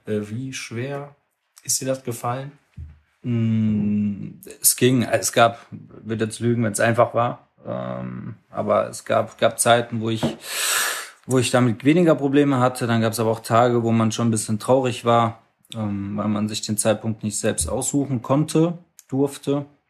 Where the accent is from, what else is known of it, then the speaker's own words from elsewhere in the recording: Mannheim, Baden-Württemberg, Germany; komme gebürtig aus Mannheim, Hab äh, beim SSV Vogelstand angefangen Fußball zu spielen, da war mein Vater mein, mein Trainer bis zur E-Jugend